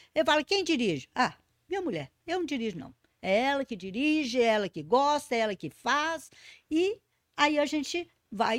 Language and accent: Portuguese; Brazil; Nós somos brasileiros e brasileiras.